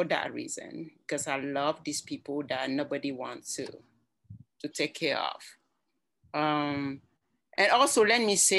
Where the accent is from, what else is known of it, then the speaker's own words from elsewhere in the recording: Cameroon; moved away as an adult; also born or lived in Germany / Johnson City, Tennessee; now in United States; I'm from Cameroon. That is where my accent comes from.